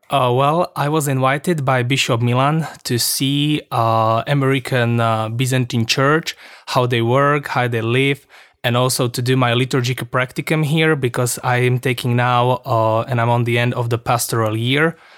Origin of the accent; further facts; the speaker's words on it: Košice, Košice Region, Slovakia; also born or lived in Manitowoc, Wisconsin; I'm from Košice, from eparchy of Košice